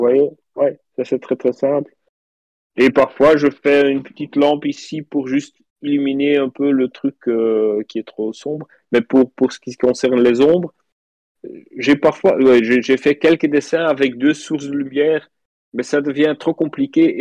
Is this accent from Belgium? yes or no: yes; Flanders, Belgium; French is a second language; je suis flamand, donc je parle français un petit peu bizarre